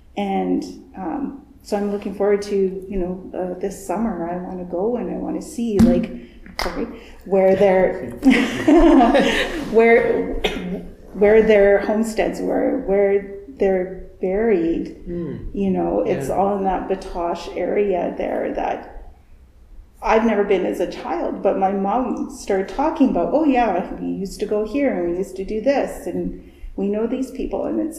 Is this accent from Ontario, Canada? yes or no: no; Calgary, Alberta, Canada; born there; also born or lived in British Columbia / Saskatchewan; I was born in Calgary. We moved out to BC. We had family kind of all over the place. And then we came to Saskatchewan